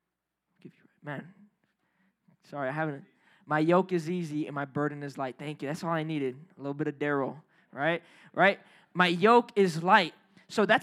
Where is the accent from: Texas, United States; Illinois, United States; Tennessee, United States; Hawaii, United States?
Illinois, United States; Chicago; we city folk here, right? We grew up in Chicago.